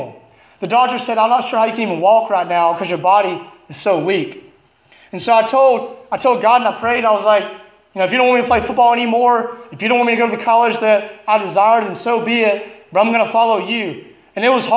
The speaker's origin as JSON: {"language": "English", "region": "Alabama", "country": "United States", "moved": "as an adult", "lives_now": "Illinois, United States", "said": "I'm from Alabama"}